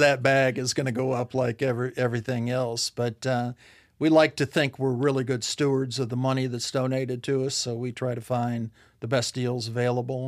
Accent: Ohio, United States; moved away as an adult; now in Arkansas, United States; we both were born and raised in Ohio the whole time

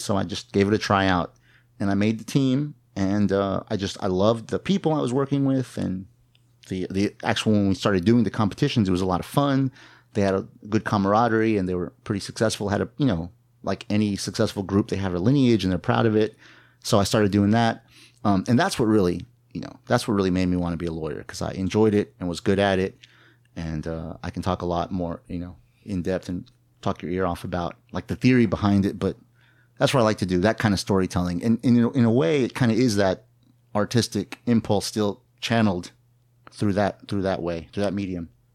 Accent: New Braunfels, Texas, United States; I was born, uh, on the banks of the Kamal River, not literally, figuratively, uh, in New Braunfels, Texas

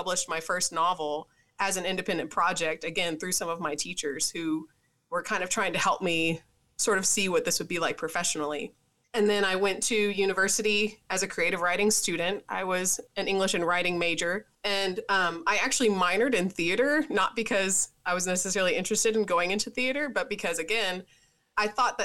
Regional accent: Tennessee, United States; I'm from Tennessee.

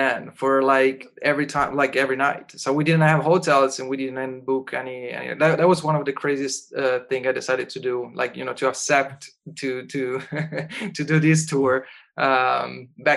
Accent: Italy; I'm from Italy

